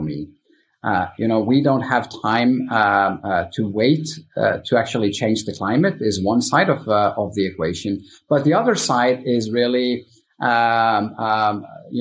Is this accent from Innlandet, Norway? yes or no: no; Stavanger, Rogaland, Norway; also born or lived in United States; now in Stavanger, Norway; I could move back from the US to my hometown Stavanger